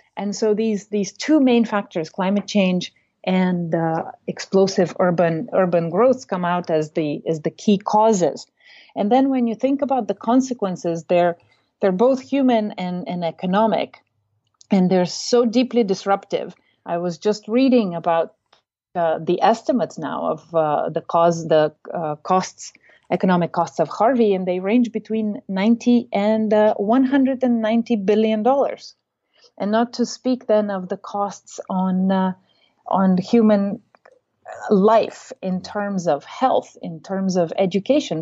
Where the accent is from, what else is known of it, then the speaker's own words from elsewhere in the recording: Bulgaria; moved away as an adult; now in United States; I come originally from Bulgaria, but I came to the United States in nineteen ninety-two and studied at Mount Holyoke College